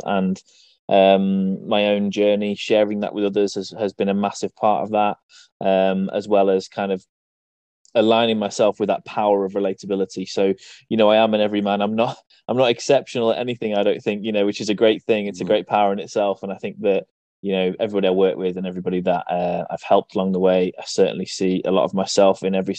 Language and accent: English; East Midlands, United Kingdom; I'm from the East Midlands in the UK